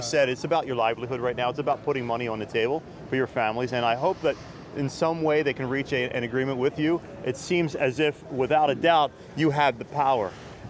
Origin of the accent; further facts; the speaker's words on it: Philadelphia, Pennsylvania, United States; We're both from Philadelphia.